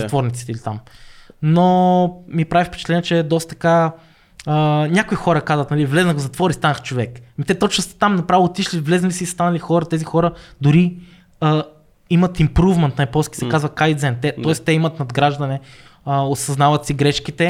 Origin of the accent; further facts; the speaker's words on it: Bulgaria; moved away; also born or lived in Niigata, Japan / Birmingham, United Kingdom; Аз идвам нали, от България и ние учиме повече английски